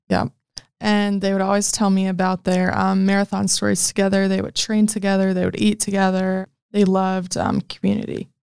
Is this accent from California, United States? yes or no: no; Omaha, Nebraska, United States; I am from Omaha, Nebraska